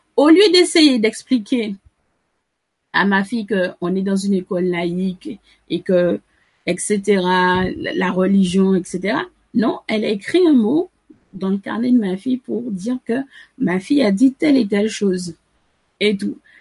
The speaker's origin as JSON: {"language": "French", "town": "Sainte-Anne", "region": "Antilles", "country": "Guadeloupe", "said": "je suis originaire de Sainte-Anne"}